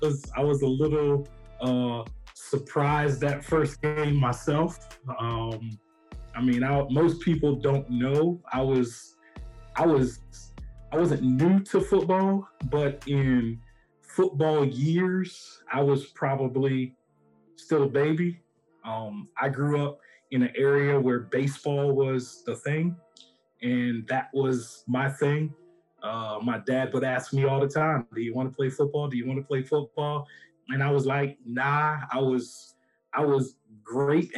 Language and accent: English; Hughesville, Maryland, United States; I'm from the Southern Maryland portion of DMV, Charles County, a small town called Hughesville.